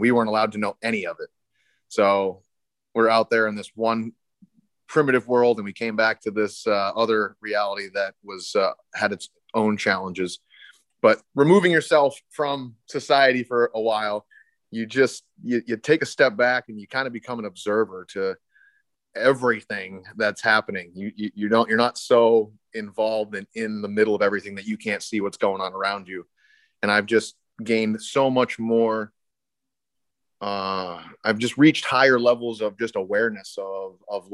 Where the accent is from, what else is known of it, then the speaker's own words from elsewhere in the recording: Maine, United States; I'm right here from Maine, but Maine is an untouched, we call it Little Alaska